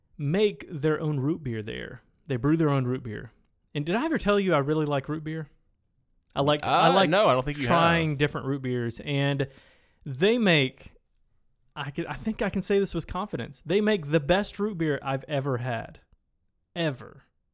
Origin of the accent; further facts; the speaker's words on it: Reese, Michigan, United States; I'm guessing nobody listening to the podcast has heard of Reese, Michigan, but that's where I grew up.